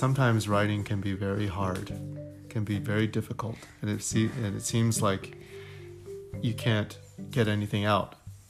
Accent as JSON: {"language": "English", "town": "Wilmington", "region": "Delaware", "country": "United States", "tie": "born or raised there", "also_born_or_lived": "Bloomington, Indiana / Washington, D.C. / Chicago", "moved": "yes", "said": "And I grew up in Wilmington, Delaware."}